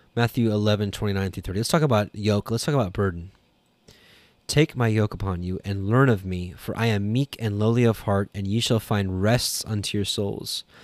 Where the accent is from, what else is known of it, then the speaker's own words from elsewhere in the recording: Canada; I'm Canadian